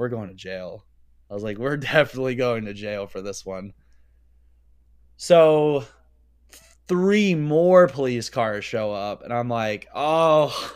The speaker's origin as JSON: {"language": "English", "region": "Pennsylvania", "country": "United States"}